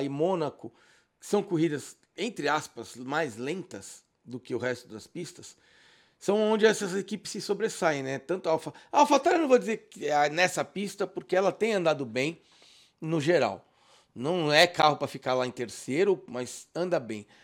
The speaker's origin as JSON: {"language": "Portuguese", "region": "São Paulo", "country": "Brazil", "said": "eu sou de São Paulo"}